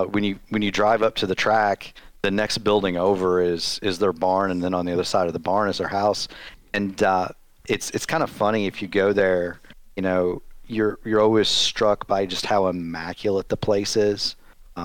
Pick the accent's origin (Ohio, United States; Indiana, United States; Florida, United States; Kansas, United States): Indiana, United States; Newburgh; I grew up not in Indianapolis, not really anywhere in Indiana special, about in a little town about 10 miles to the east of Evansville called Newburgh